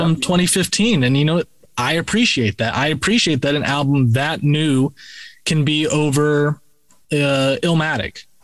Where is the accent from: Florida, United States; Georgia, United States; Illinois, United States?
Florida, United States; Rob and I were both from Florida, you know, so we were, you know, born and raised in the South